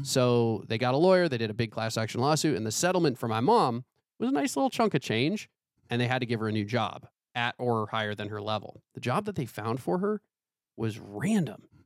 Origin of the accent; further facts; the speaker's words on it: Michigan, United States; growing up in Michigan where it's kinda similar to Pittsburgh